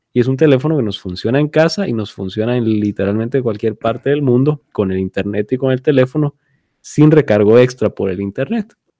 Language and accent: Spanish; Guatemala; now in United States; nosotros crecimos, nacimos y estuvimos en Guatemala